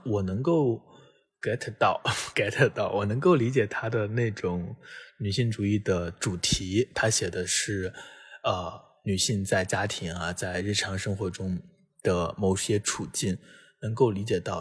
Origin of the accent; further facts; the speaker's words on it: China; 作为一个中国人